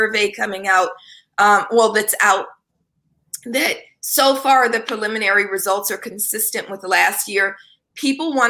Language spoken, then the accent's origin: English; Oakland, California, United States; growing up in East Oakland